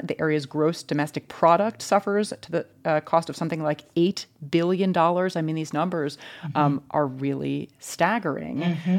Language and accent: English; Chicago, Illinois, United States; I grew up in Chicago.